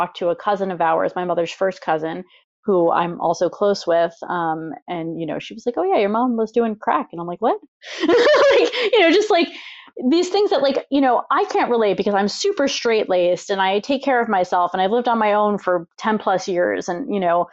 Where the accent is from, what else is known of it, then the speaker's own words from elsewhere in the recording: Long Island, New York, United States; I grew up on Long Island, New York